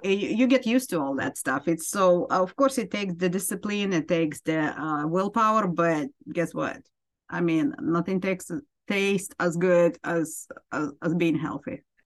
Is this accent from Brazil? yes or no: no; Ukraine; moved away as an adult; now in United States; I am from Ukraine originally, and I immigrated to United States. Uh, just a little bit over 20 years ago